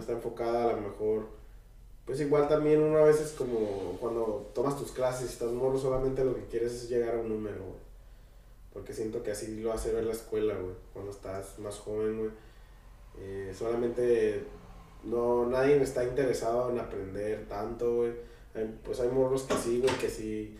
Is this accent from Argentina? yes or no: no; Tijuana, Baja California, Mexico; nosotros pues somos de Tijuana